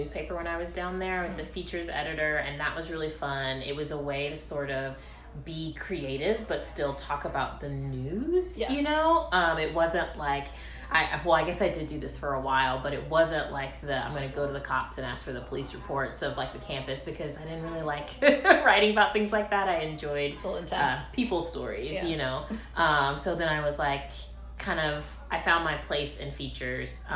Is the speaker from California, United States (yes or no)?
no; Byron, Georgia, United States; also born or lived in Valdosta, Georgia; now in Savannah, United States; I was born in Middle Georgia, a tiny town named Byron that folks have usually not heard